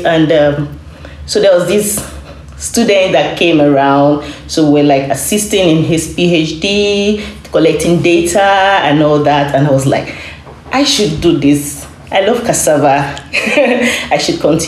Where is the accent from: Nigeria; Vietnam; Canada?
Nigeria; I am from Nigeria